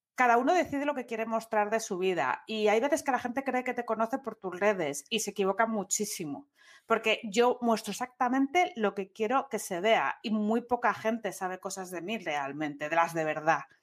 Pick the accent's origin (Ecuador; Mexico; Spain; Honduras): Spain; Asturias; soy de Asturias